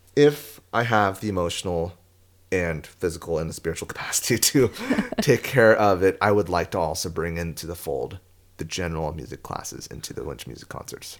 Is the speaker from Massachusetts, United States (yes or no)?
no; San Diego, California, United States; I'm from San Diego